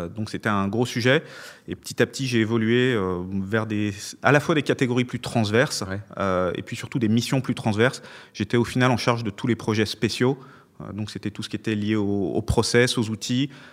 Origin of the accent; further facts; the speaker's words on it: Lyon, Auvergne-Rhône-Alpes, France; je suis lyonnais après tout